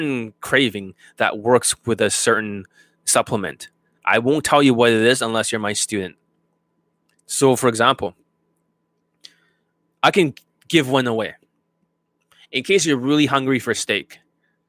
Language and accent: English; Canada; I'm Canadian